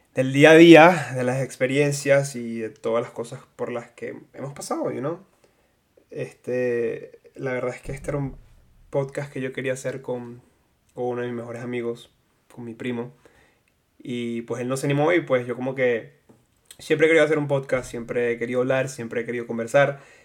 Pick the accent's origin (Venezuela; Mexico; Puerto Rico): Venezuela; Maracay, Aragua; moved away as an adult; also born or lived in La Guaira, Venezuela; now in Houston, United States; soy de La Guaira, me mudé a Maracay porque era donde vivía hasta mis 18 años. Me mudé a Maracay a los dos años después de la tragedia de Vargas